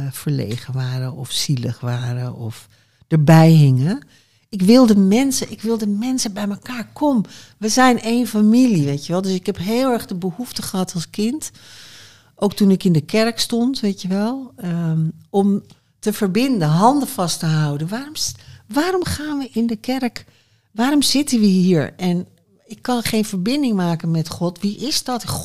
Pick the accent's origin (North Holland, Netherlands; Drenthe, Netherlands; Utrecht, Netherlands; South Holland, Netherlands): North Holland, Netherlands; Haarlem; now in Amsterdam, Netherlands; ik kom uit Haarlem. Ik ben een Haarlemse mug, houten Haarlemmer. En ik was blij dat ik er weg was. Ik weet niet waarom. Ik vond het er stom. Ja, maar kijk. En terwijl ik het nu heel leuk vind hoor, daar. Maar als kind vond ik het er saai